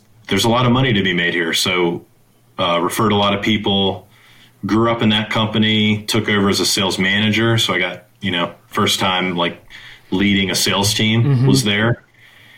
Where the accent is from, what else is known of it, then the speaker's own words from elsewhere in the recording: Virginia, United States; also born or lived in San Francisco; now in Charlotte, United States; I'm an East Coast guy. I was born in Virginia